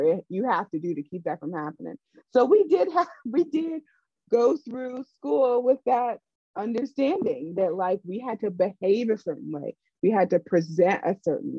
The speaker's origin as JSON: {"language": "English", "town": "Raleigh", "region": "North Carolina", "country": "United States", "tie": "born or raised there", "said": "I grew up in Raleigh, North Carolina, which is a very segregated city"}